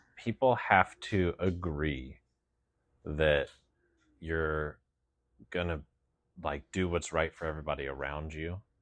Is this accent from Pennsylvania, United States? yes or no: no; Southern West Virginia, United States; moved away; I grew up in the hills. of Southern West Virginia